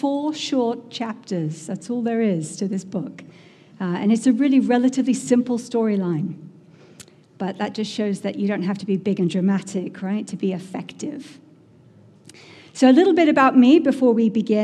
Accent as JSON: {"language": "English", "region": "England", "country": "United Kingdom", "moved": "as an adult", "lives_now": "Massachusetts, United States", "said": "I'm from England originally, in case you couldn't tell that already. But I've lived here in Massachusetts for 20 years now"}